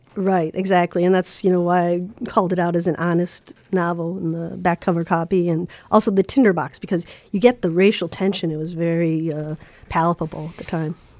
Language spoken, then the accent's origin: English; Chicago, Illinois, United States; I grew up in Lincoln Park, in the early seventies.